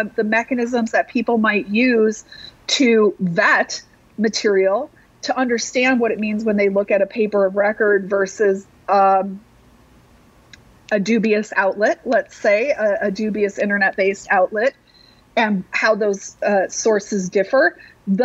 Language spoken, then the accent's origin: English; Madison, Wisconsin, United States; cities like mine — I come from Madison, Wisconsin, 250,000 people.